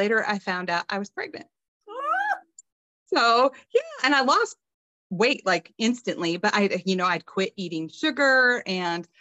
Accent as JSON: {"language": "English", "region": "Colorado", "country": "United States", "also_born_or_lived": "Nashville, Tennessee", "moved": "yes", "lives_now": "Illinois, United States", "said": "I'm from Colorado"}